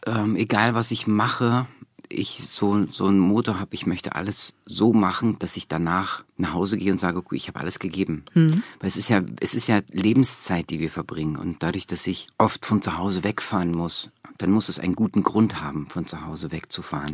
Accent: East Germany, Germany; moved away; dass ich so als Ossi mit 15 kam die Wende

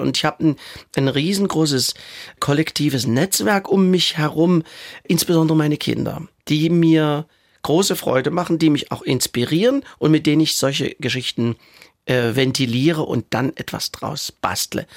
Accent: Saxony, Germany; accent: Saxon; das Sächsisch, was ich spreche, ist zwar Sächsisch, aber sehr gut verständlich

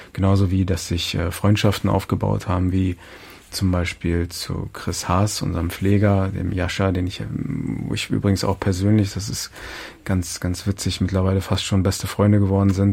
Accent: Hildesheim, Lower Saxony, Germany; aus der Nähe meiner Heimatstadt Hildesheim

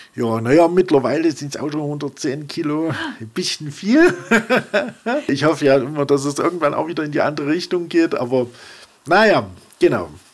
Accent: Leipzig, Saxony, Germany; moved away as an adult; also born or lived in Langen / Stuttgart / Fichtelberg; now in Zinnwald-Georgenfeld, Germany; ich stamme aus Leipzig, bin in Leipzig geboren und aufgewachsen

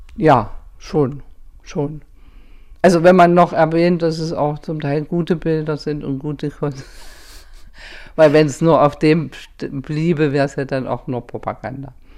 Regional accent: Germany; ich komme aus der DDR

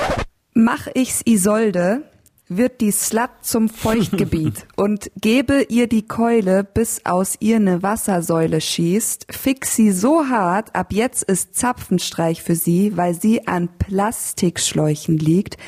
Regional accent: Landshut, Bavaria, Germany; moved away as an adult; also born or lived in Berlin; now in Leipzig, Germany; ich bin in, in Landshut aufgewachsen

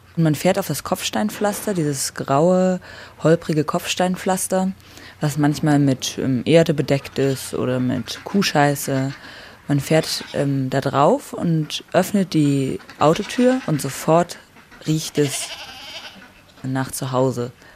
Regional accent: Netze, Hesse, Germany; moved away as an adult; now in Leipzig, Germany; Mein Heimatort ist ein kleines Dorf, so mit mehreren hundert Einwohnern in Nordhessen

